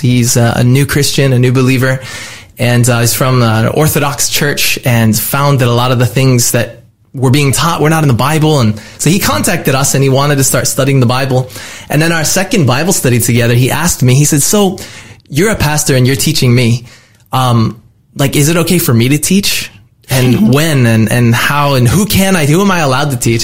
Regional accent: California, United States; my home state of California

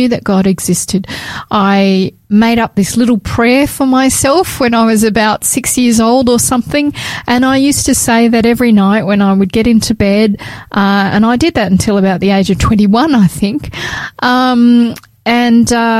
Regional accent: New South Wales, Australia; I was born in Australia, in New South Wales, to parents who what would I say, that they were nominal Catholics

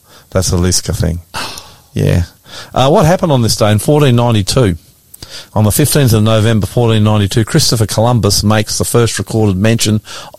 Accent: Australia; I'm the ….

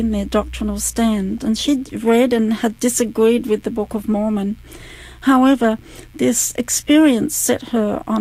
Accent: Adelaide, South Australia, Australia; also born or lived in Mount Gambier / Mount Barker; I was born in Adelaide, and we lived for a little while in Mount Gambier, and then we moved from Mount Gambier to Adelaide. I grew up in Adelaide.

